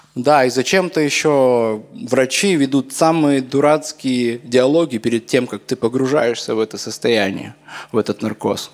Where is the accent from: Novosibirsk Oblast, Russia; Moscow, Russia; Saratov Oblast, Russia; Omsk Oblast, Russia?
Omsk Oblast, Russia; Omsk; в моем родном городе Омске.